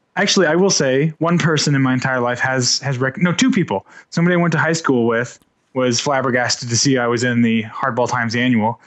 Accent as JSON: {"language": "English", "town": "Panama City", "region": "Florida", "country": "United States", "tie": "born or raised there", "also_born_or_lived": "Indiana", "said": "I was born in Indiana, grew up watching W G N here in Panama City"}